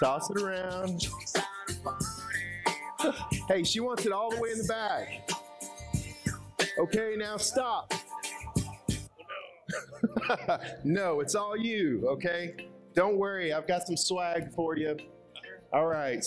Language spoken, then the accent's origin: English; Arkansas, United States; I'm from Arkansas, from the center of the U.S.